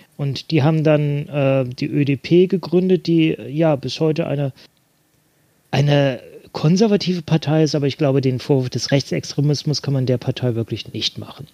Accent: Bremen, Germany; meiner Heimatstadt äh, in Bremen

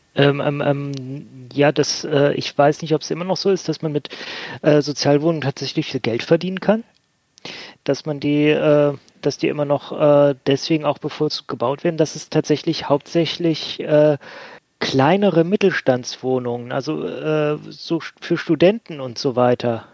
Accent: Bremen, Germany; in meiner Heimatstadt Bremen

